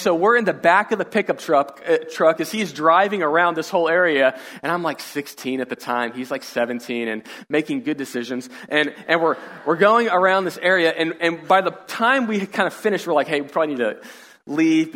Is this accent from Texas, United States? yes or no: yes; Katy, Texas, United States; we grew up in the Katy area